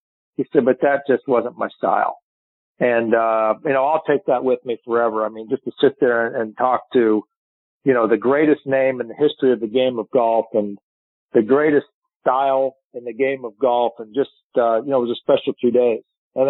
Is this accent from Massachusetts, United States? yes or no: no; Pittsburgh, Pennsylvania, United States; I'm from Pittsburgh.